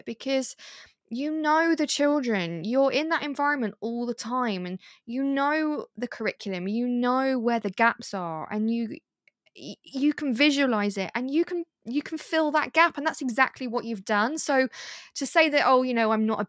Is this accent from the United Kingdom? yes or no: yes; United Kingdom; we are British